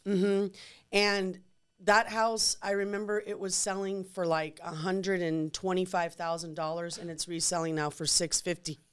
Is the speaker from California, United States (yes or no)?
yes; San Francisco, California, United States; also born or lived in Texas; now in New Braunfels, United States; I was born and raised in San Francisco